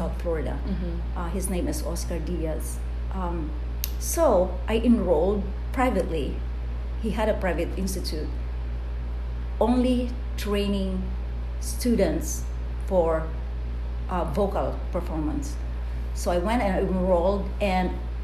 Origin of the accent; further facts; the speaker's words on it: Bicol Region, Philippines; It's a barrio by the hill, close to the dormant volcano we call Mount Isarog in Bicol region in the Philippines